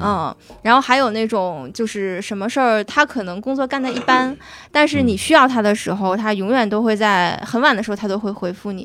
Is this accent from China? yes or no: yes; Northeast China, China; moved away; also born or lived in Egypt; 用我们东北话